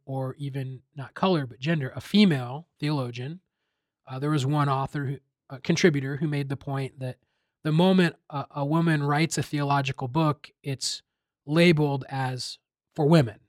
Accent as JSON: {"language": "English", "region": "Iowa", "country": "United States", "tie": "born or raised there", "said": "I grew up in Iowa, predominantly white Iowa"}